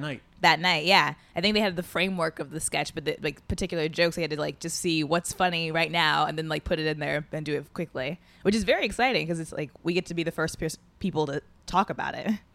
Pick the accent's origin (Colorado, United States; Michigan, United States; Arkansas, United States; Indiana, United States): Indiana, United States; Indianapolis; moved away as an adult; Indianapolis, Indiana